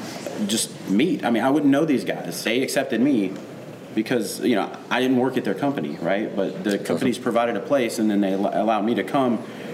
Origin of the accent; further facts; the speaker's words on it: Nashville, Tennessee, United States; moved away as an adult; I grew up in Nashville. I moved back in 2008 or 2009